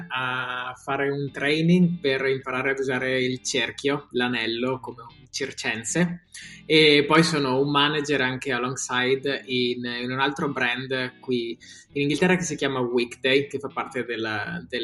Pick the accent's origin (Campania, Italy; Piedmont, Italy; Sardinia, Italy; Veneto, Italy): Veneto, Italy; Alpago; now in London, United Kingdom; come hai detto vengo dall'Alpago e adesso vivo a Londra e, ehm, da quasi 5 anni